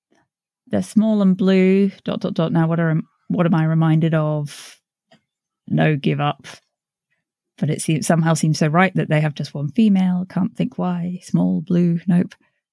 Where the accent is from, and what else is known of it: United States